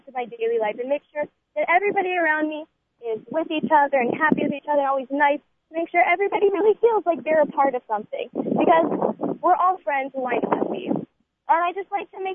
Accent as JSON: {"language": "English", "town": "Boca Raton", "region": "Florida", "country": "United States", "said": "I am from Boca Raton, Florida. I am a junior at Weinbaum Yeshiva High School"}